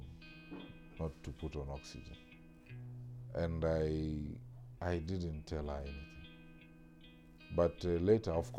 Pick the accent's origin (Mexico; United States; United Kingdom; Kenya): Kenya; Western Kenya; growing up in Western Kenya